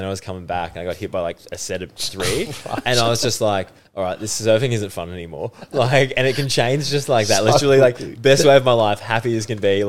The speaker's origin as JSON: {"language": "English", "country": "Australia", "accent": "Aussie", "said": "you hear an Aussie over the top of it all, and you're like, oh, that's me."}